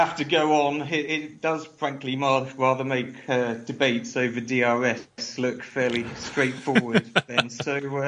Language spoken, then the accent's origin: English; United Kingdom; now in Czech Republic; I'm a Brit still based in Europe